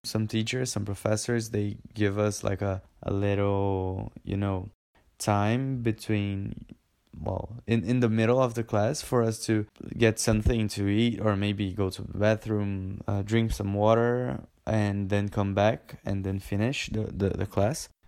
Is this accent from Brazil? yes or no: yes; Brazil; we're from Brazil